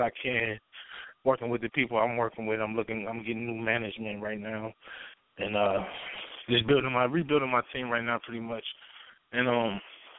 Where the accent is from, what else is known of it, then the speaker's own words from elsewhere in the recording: Minneapolis, Minnesota, United States; I'm from the north side of Minneapolis, Minnesota. Born and raised